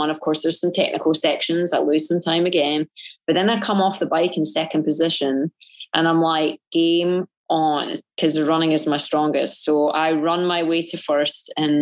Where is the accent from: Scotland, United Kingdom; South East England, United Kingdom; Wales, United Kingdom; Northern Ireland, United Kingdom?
Scotland, United Kingdom; it's being Scottish. It's that Calvinistic sensibility that I grew up